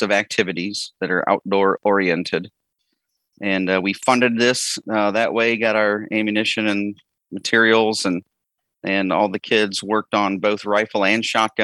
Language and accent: English; Ohio, United States; I'm from Ohio